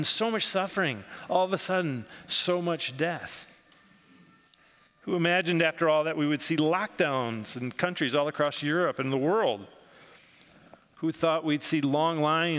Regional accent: United States; I grew up in the United States

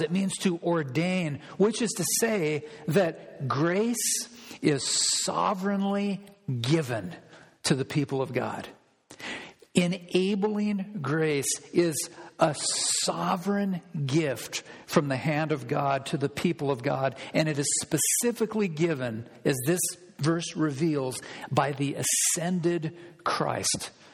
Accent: Olympia, Washington, United States; now in Whatcom County, United States; I grew up in Olympia

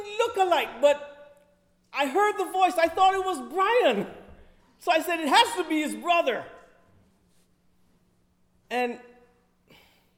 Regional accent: Kingston, Jamaica; moved away; I'm from the city of Kingston, which has a population of 1.6 million people

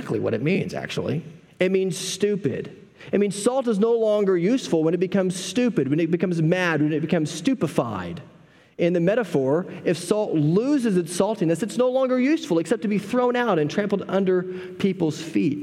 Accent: Texas, United States; also born or lived in New Jersey; now in Oklahoma, United States; I grew up in Texas

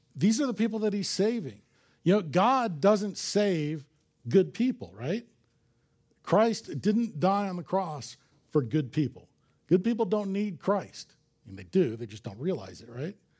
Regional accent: Los Angeles, California, United States; I grew up in Los Angeles

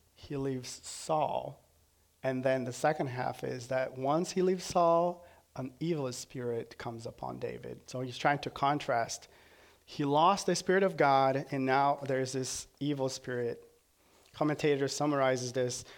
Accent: Brazil; moved away as an adult; now in United States; From Brazil

